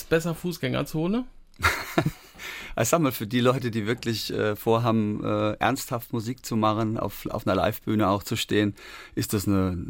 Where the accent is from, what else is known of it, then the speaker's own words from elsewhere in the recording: Darmstadt, Hesse, Germany; da, wo ich herkomme, aus Darmstadt in Hessen, mhm. das war eine Hochburg und da wurde unter anderem auch … produziert.